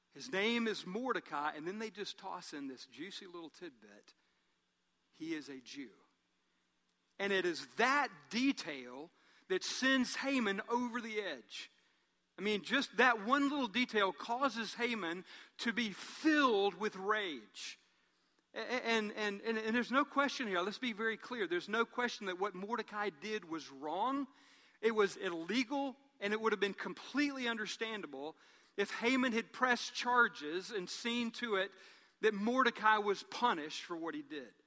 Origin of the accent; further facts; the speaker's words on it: Columbus, United States; I was from Columbus